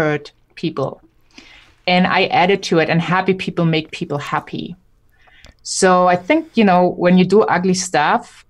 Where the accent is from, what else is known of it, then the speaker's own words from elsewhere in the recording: Germany; I'm German